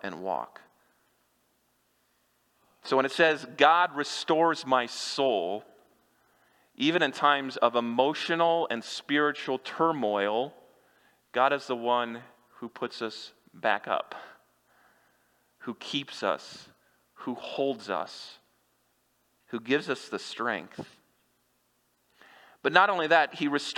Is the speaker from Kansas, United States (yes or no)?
yes; Kansas, United States; moved away; I grew up in Kansas